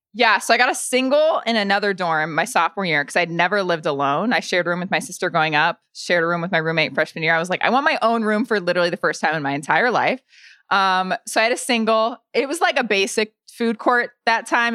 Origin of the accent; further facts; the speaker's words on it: Lafayette, Indiana, United States; moved away; also born or lived in Bloomington, Indiana; I grew up in Lafayette, Indiana